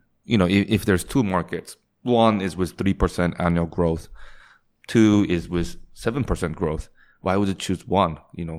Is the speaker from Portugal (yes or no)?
no; Singapore; In my case, I grew up in Singapore and, you know, went to international school where the education style was exact opposite of the Japanese style.